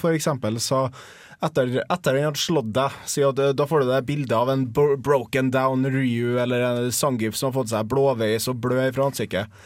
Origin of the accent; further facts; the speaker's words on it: Trondheim, Trøndelag, Norway; also born or lived in Tromsø; jeg flytta tilbake til Trondheim fra Tromsø. Eh, for at jeg bodde i Tromsø i tre år